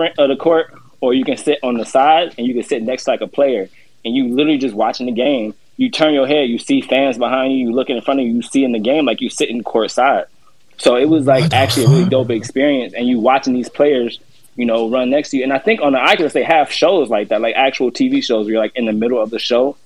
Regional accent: Cleveland, Ohio, United States; I'm from Cleveland

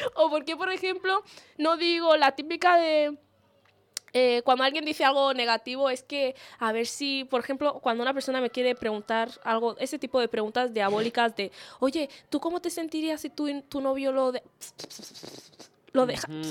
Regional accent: Spain; después de haber vivido en este país toda mi vida

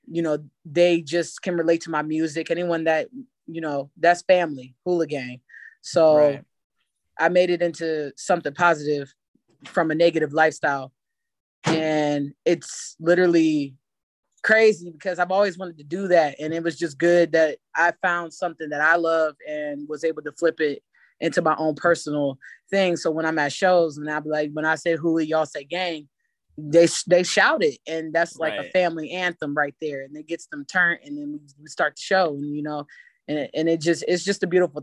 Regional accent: Ravenna, Ohio, United States; I'm from Ravenna, Ohio, a small town that's underestimated

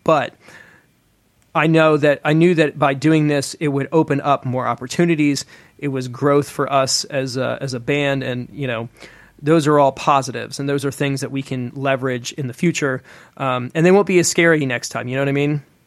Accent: Atlanta, Georgia, United States; moved away as an adult; also born or lived in Nashville; get plugged back into the Atlanta music scene when I moved, you know, when I moved home from Nashville

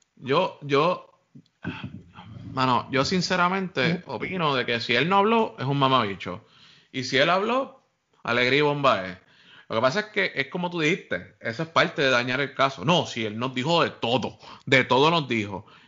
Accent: Puerto Rico

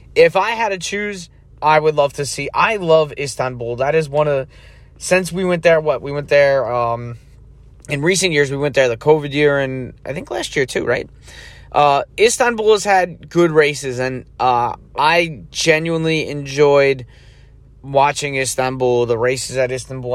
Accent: United States; as an American

